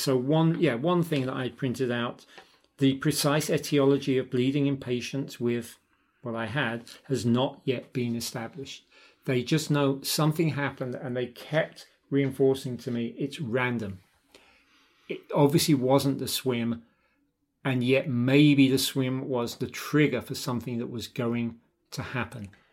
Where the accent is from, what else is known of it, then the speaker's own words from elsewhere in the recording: London, United Kingdom; moved away; My old band, growing up in London.